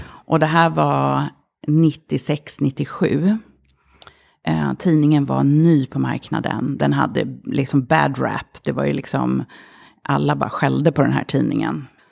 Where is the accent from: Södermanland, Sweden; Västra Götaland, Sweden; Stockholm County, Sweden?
Stockholm County, Sweden; Stureby; Det är ju otroligt mycket mediamänniskor som bor i Stureby och tv-profiler och så vidare. Eh, då för tiden eh, så var det arbetarklass. Det fanns inte en invandrare så långt ögat nådde. Alla mina kompisar hette Jenny, Linda, Jessica, Anna